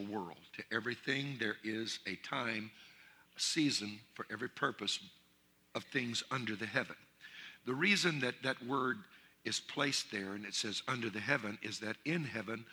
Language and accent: English; Louisiana, United States; I'm from Louisiana, and I'm Cajun